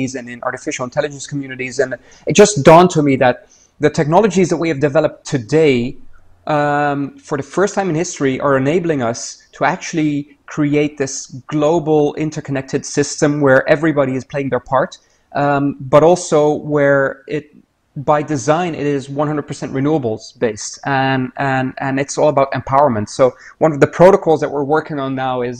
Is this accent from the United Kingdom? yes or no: no; Niger; now in Netherlands; I grew up in Niger in West Africa, so one of the French-speaking countries